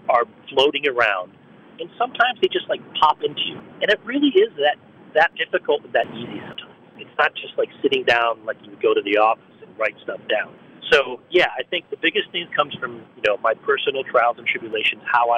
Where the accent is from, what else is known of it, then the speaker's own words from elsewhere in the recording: Forest City, Pennsylvania, United States; moved away; in my hometown, in my tiny hometown